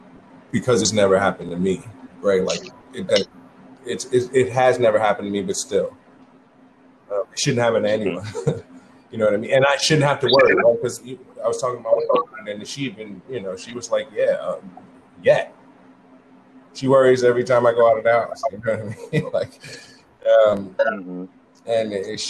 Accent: New York City, New York, United States; I grew up in the Bronx, too. I grew up on the other side, though.

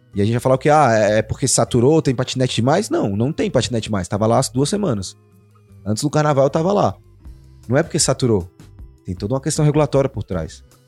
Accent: Brazil; a gente é brasileiro

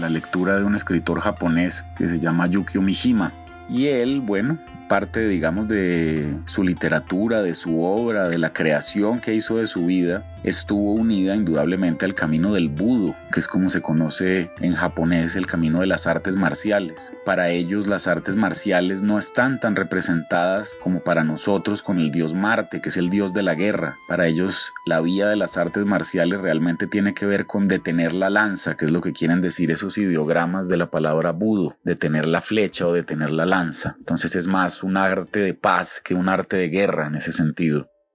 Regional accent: Colombia; moved away as an adult; cuando yo ya con más de 20 años me fui a vivir fuera de Colombia

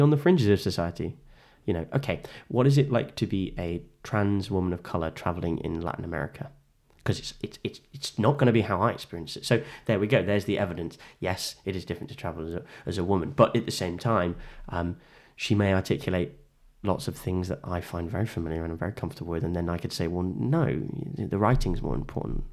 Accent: England, United Kingdom; I am inexplicably British, whether I want to be or not, right?

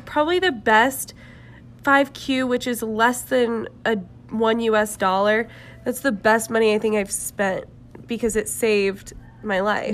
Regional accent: Jacksonville, Florida, United States; I'm from Jacksonville, Florida

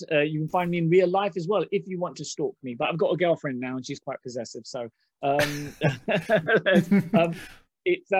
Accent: London, United Kingdom; first language Hindi; I grew up in Hackney

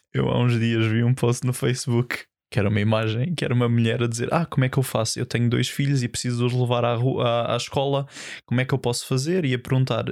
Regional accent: Almada, Lisbon, Portugal; eu sou da Almada

